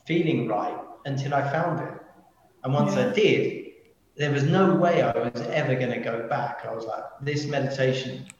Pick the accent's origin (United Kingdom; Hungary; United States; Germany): United Kingdom; London; I'm a Londoner